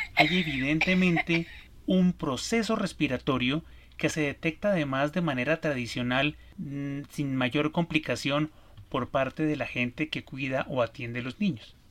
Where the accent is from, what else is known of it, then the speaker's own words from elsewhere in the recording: Colombia; En mi país, Colombia